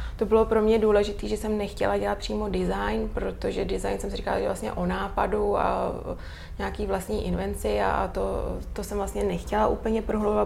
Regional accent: Czechia; also born or lived in England; u nás v Čechách

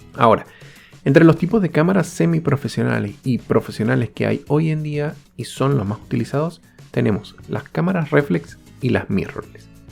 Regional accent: Venezuela; moved away; Soy venezolano y he tenido la oportunidad de vivir en varios países

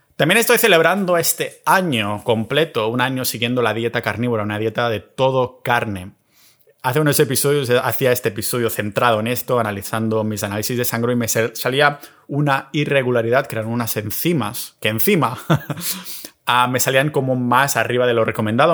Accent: Catalonia, Spain; moved away; después de estar tres semanitas en mi pueblo catalán

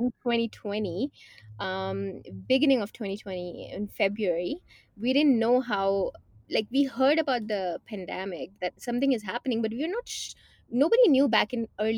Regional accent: India; moved away as an adult; now in Canada; growing up in India, even though it was a very traditional environment

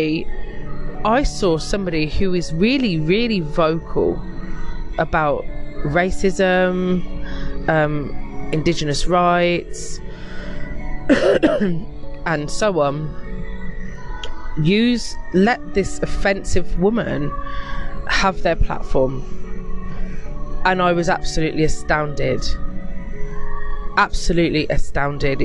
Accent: United Kingdom; being British in this country

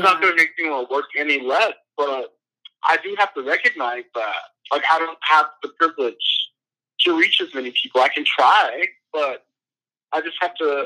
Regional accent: Atlanta, Georgia, United States; moved away as an adult; also born or lived in San Bernardino, California; now in Philadelphia, United States; I'm from Atlanta, Georgia, but I was born in San Bernardino, California.

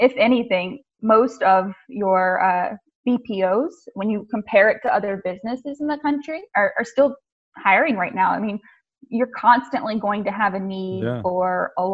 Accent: the South, United States; I come from the South too

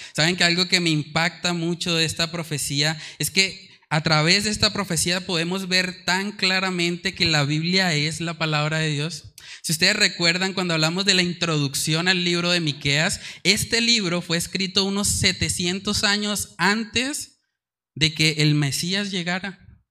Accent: Colombia; nuestra cultura colombiana

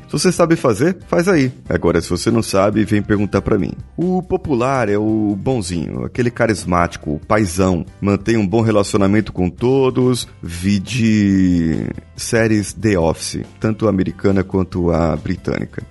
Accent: Vitória, Espírito Santo, Brazil; Eu sou coach e sou de Vitória, Espírito Santo

